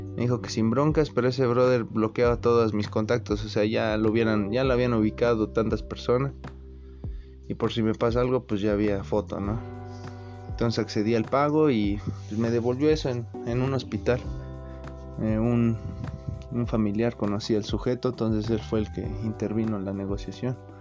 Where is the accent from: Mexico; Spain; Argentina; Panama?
Mexico; Ocotlán; soy del área de Ocotlán